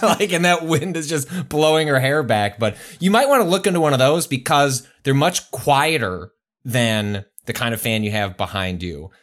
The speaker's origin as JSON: {"language": "English", "region": "Midwest", "country": "United States", "tie": "born or raised there", "said": "I've been conditioned growing up in the Midwest"}